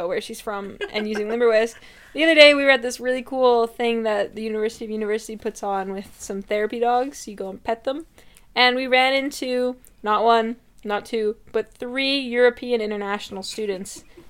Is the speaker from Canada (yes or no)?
yes; Canada; I am Canadian